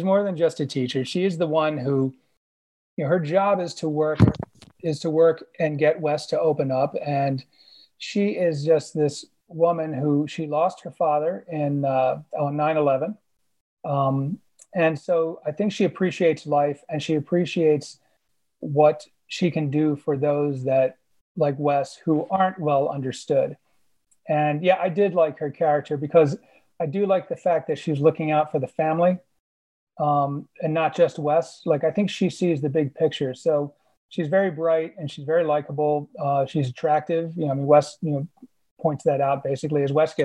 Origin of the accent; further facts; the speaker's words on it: Illinois, United States; moved away; I was from Illinois, and I used to work in high school at Little City for the Mentally Handicapped in Palatine